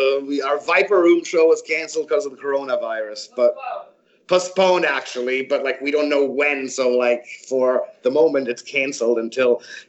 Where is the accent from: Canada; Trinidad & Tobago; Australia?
Canada; also born or lived in Croatia / Frankfurt, Germany; now in Los Angeles, United States; I was born in Croatia, grew up in Canada, and lived in Germany for the great part of my life, but I am not German. I'm Canadian-Croatian, actually.